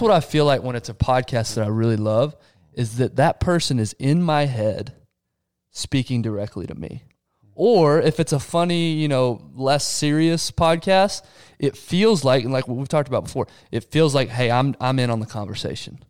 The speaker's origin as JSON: {"language": "English", "region": "Texas", "country": "United States", "said": "I'm from Texas"}